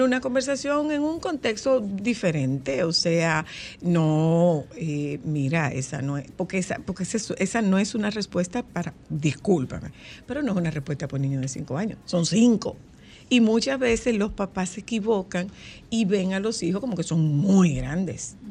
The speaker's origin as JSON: {"language": "Spanish", "town": "Nagua", "region": "María Trinidad Sánchez", "country": "Dominican Republic", "said": "es de mi pueblo"}